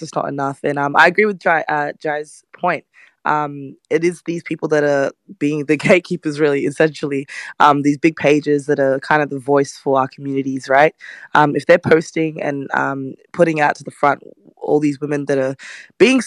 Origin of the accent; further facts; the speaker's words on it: Australia; I'm from Australia